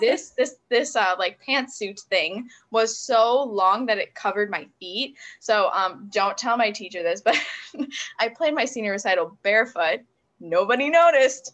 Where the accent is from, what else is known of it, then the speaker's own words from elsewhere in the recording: Buffalo, New York, United States; moved away as an adult; also born or lived in Cleveland; I grew up in the Buffalo area.